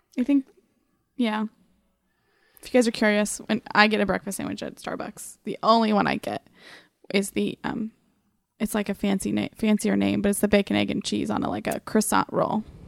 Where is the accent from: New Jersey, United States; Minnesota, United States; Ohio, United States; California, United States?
Ohio, United States; Lancaster; I'm from Lancaster, Ohio, which is about forty-five minutes southeast from Columbus